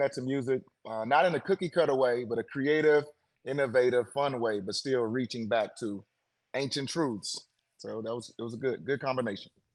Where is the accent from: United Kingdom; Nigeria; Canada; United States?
United States; St. Louis, Missouri; I am from the States here in the US, St. Louis, Missouri, is the city I was born in in the states